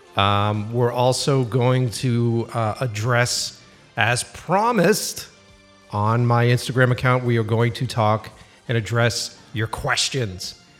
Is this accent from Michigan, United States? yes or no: no; Boston, Massachusetts, United States; moved away; back in Boston, my hometown